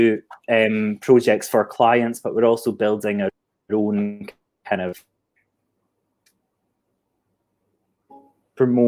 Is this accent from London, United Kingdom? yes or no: no; Scotland, United Kingdom; moved away as an adult; now in Hastings, United Kingdom; I'm not from the Southeast, if you didn't tell that from my accent. I'm an export from Scotland, and I'm currently living in Hastings.